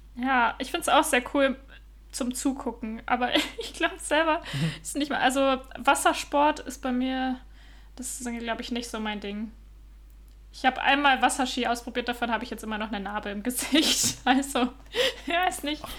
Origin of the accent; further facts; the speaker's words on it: Northern Germany, Germany; moved away as an adult; also born or lived in Utrecht, Netherlands; now in Copenhagen, Denmark; ich komme ja ursprünglich aus Norddeutschland, äh, aus der Nähe von Bremen